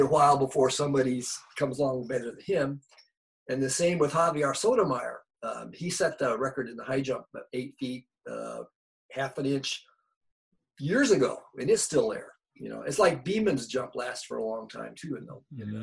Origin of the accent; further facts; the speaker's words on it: Bay Area, California, United States; I grew up in the Bay Area.